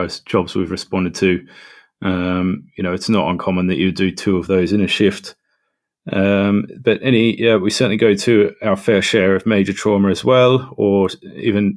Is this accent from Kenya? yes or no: no; Australia; moved away as an adult; also born or lived in London; now in North East England, United Kingdom; I am from Australia